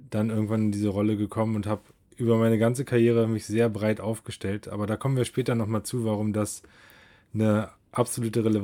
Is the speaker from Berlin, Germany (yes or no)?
yes; Berlin, Germany; Ja, ich komme aus Berlin. Ich bin 38 Jahre alt